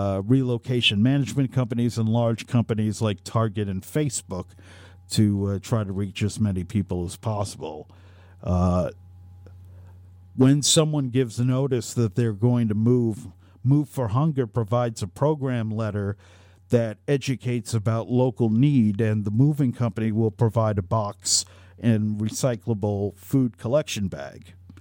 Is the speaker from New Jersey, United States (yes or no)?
yes; New Jersey, United States; Growing up in Monmouth County, New Jersey, the home of … and … and the Jersey Shore, you look around and you don't see a lot of poverty or food lines.